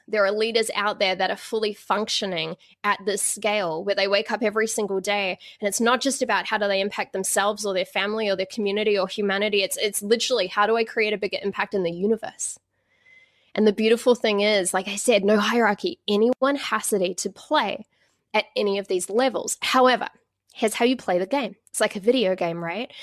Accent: Auckland, New Zealand; I grew up in Auckland, in New Zealand.

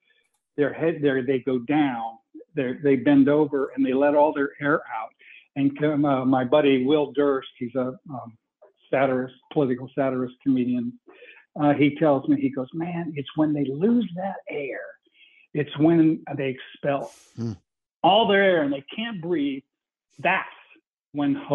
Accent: Bakersfield, California, United States; I was born in the Deep South, Bakersfield, California, and it is a culture of its own. Bakersfield is, and I have a huge family

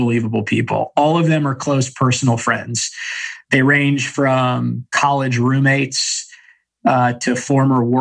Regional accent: San Diego, California, United States; when we were kids growing up in San Diego.

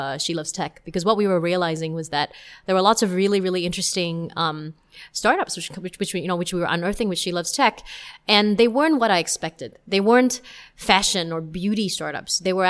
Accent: Singapore; if you hear me speaking with my Singaporean friends, then you will definitely know that I am Singaporean.

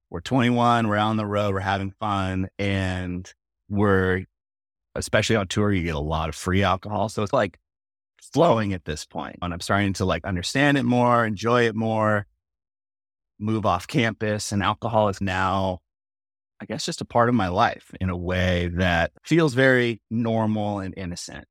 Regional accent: Mission Viejo, California, United States; I grew up in Orange County, pretty, like, working class

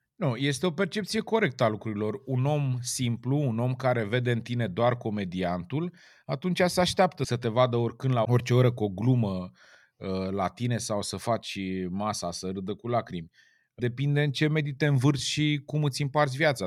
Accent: Romania; am crescut lângă Dunăre

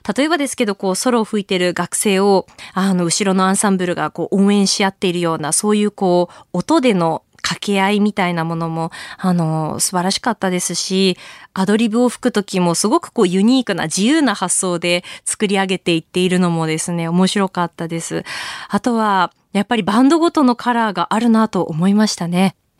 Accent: Tohoku, Japan; 同じやっぱり東北で育った

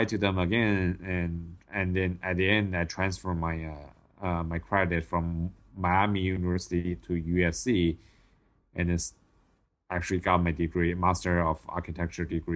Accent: China; English is a second language; moved away as an adult; also born or lived in Oxford, Ohio, United States / Los Angeles, United States; my hometown is not a big city in China, but it actually has 6 million people

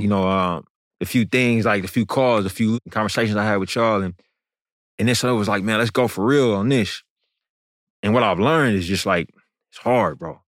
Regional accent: East Bay, Bay Area, California, United States; right down the street from where I grew up in the Bay Area, the East Bay

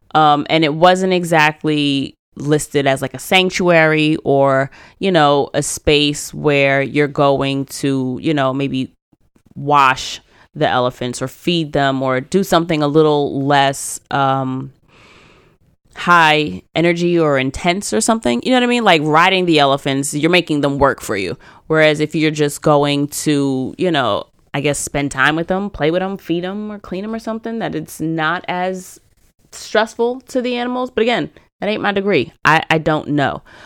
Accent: United States; I am very American

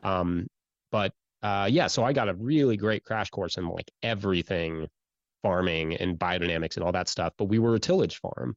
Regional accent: Central Kentucky, United States; I grew up in Central Kentucky

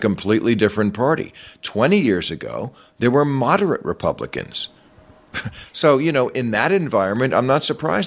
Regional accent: New Jersey, United States; I grew up in New Jersey

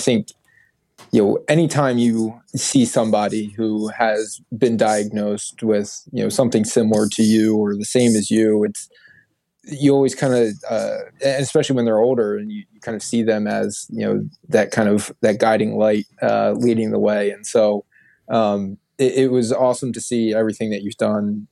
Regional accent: outside of Philadelphia, Pennsylvania, United States; also born or lived in Syracuse, New York; my hometown outside of Philadelphia

